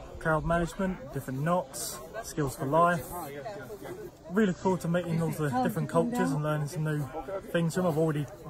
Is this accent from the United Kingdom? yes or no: yes; Southend-on-Sea, East of England, United Kingdom; I'm from Southend in Essex.